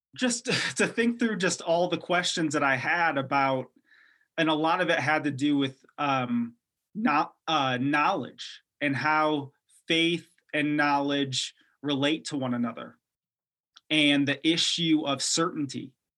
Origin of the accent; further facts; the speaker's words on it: Detroit, Michigan, United States; moved away; I grew up in, uh, Detroit, Michigan, so I was born there, and I grew up right outside the city